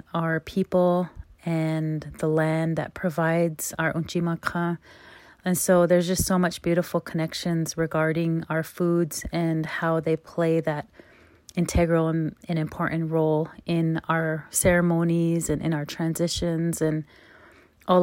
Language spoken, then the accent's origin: English; United States; I'm from Standing Rock